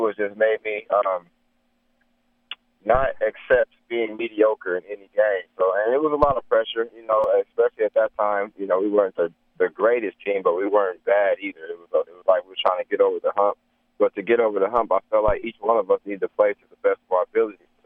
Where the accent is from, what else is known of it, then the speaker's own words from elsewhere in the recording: United States; me being an American ball player, an American person